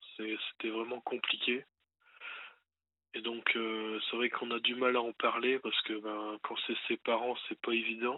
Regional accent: Lens, Hauts-de-France, France; je suis né à Lens, dans le Pas-de-Calais

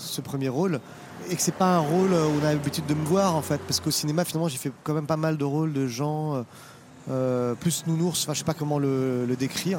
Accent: Paris, Île-de-France, France; moi je suis parisien

